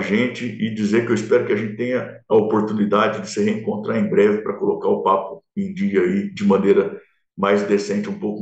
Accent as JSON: {"language": "Portuguese", "region": "interior of São Paulo", "country": "Brazil", "accent": "caipira", "said": "Eu que, que sou caipira do sertão do interior de São Paulo"}